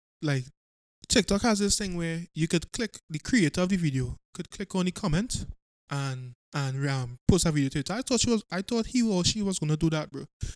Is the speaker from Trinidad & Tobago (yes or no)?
yes; Trinidad & Tobago; I'm from Trinidad. We don't have that in our culture.